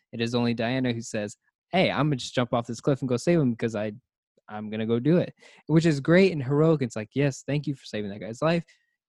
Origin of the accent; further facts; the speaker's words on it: Cleveland, Ohio, United States; born there; I was born in Cleveland, Ohio.